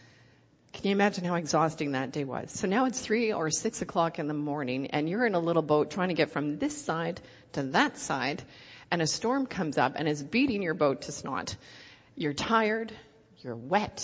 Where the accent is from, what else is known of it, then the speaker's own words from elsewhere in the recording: Canada; accent: Canadian; moved away as an adult; now in Ohio, United States; I'm Canadian. I've been in Ohio for 8 months.